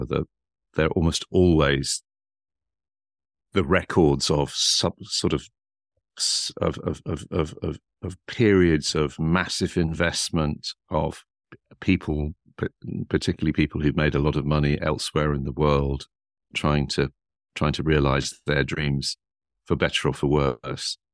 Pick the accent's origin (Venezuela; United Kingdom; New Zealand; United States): United Kingdom; Sunderland, North East England; moved away; the Northeast, that culture, working class Northeast was where, that's, if people say to you, "Where are you from?" that's where I always think, that's, that's where I was formed.